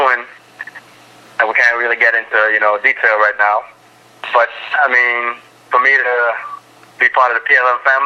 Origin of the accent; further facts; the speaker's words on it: New York City, New York, United States; moved away; I'm originally from Brooklyn, New York